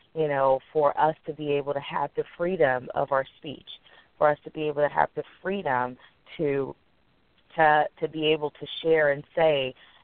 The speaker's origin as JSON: {"language": "English", "country": "United States"}